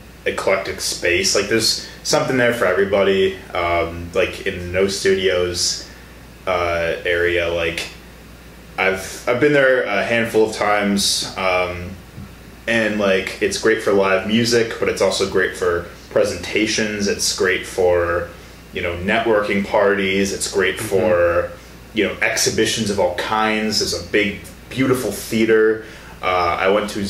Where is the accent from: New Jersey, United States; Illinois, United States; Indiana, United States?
Illinois, United States; Chicago; moved away; I'm from Chicago myself